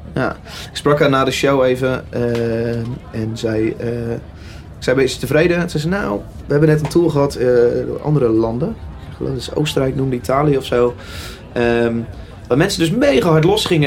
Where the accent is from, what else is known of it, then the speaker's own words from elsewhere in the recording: Utrecht, Netherlands; En ik kom uit Utrecht.